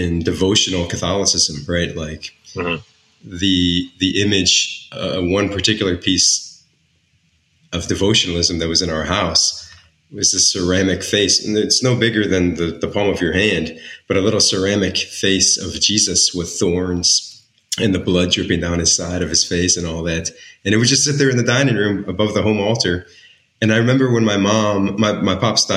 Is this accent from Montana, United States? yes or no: no; Naperville, Illinois, United States; I was born and raised in Naperville, Illinois, so a pretty kind of privileged position to be in the suburbs of Chicago there